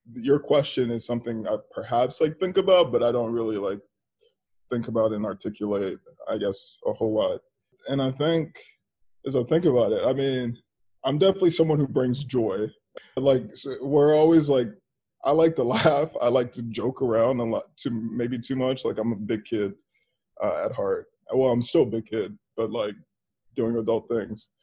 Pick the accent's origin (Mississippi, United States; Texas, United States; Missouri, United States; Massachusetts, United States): Texas, United States; Dallas; moved away as an adult; also born or lived in Washington, District of Columbia, United States / Los Angeles; I grew up in Dallas, but I became a grown up in DC